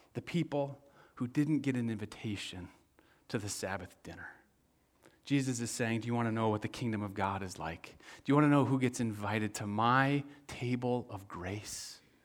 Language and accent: English; West Michigan, United States; moved away; I'm from West Michigan